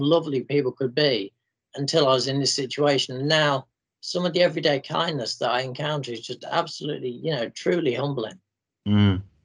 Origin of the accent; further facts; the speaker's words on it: Grimsby, Yorkshire and the Humber, United Kingdom; grimsby for a day out and uh, i showed her around my hometown